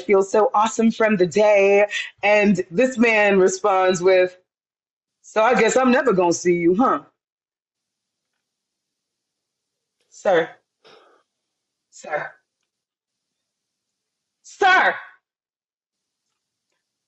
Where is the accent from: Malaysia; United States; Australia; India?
United States; I'm American, but my family's from the Caribbean